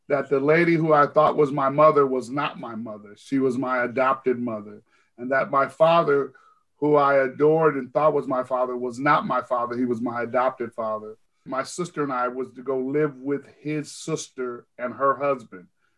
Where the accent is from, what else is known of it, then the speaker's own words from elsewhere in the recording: Seattle, Washington, United States; I grew up in the Central District of Seattle, Washington